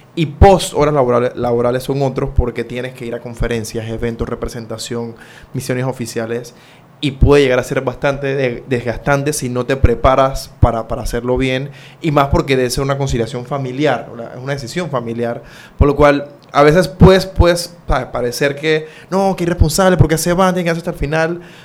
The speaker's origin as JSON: {"language": "Spanish", "country": "Panama"}